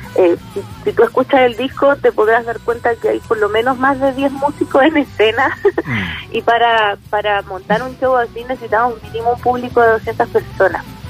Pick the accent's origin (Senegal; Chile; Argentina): Chile; yo como chilena